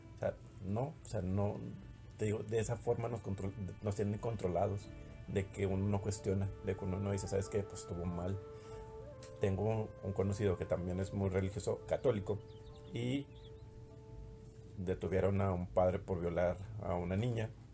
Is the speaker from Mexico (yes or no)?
yes; Mexico; los mexicanos, que somos